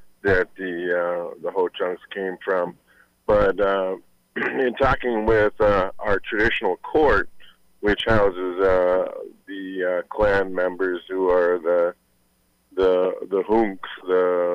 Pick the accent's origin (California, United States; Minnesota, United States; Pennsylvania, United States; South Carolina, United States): Minnesota, United States; Minneapolis; also born or lived in British Columbia; I was mostly raised in Minneapolis myself